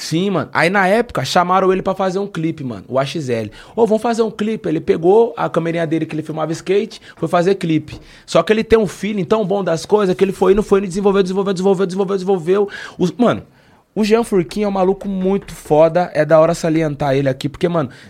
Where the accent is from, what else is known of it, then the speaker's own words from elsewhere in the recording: Taubaté, São Paulo, Brazil; eu sou de Taubaté